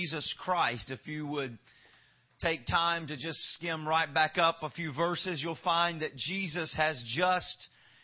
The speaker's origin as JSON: {"language": "English", "region": "Louisiana", "country": "United States", "said": "I'm from the swamps of Louisiana, if my accent has not betrayed me yet"}